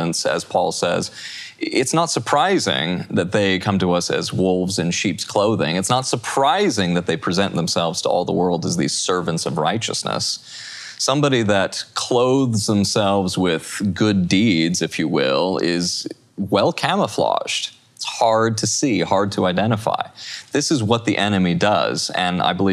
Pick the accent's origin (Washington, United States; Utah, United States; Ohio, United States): Utah, United States; I'm from Utah